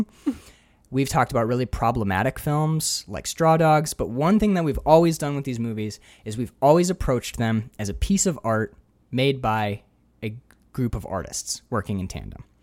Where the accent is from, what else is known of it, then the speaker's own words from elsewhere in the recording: Upper Peninsula of Michigan, United States; I'm from the Michigan? UP.